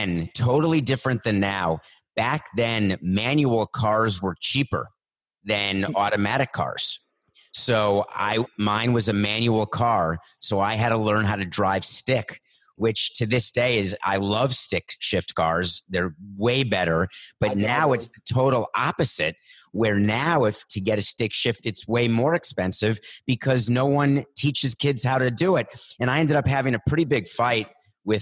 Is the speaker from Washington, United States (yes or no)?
no; New York, United States; also born or lived in Milwaukee, Wisconsin; I went to high school in New York. I was born in Milwaukee, and I moved to New York when my parents got divorced when I was 4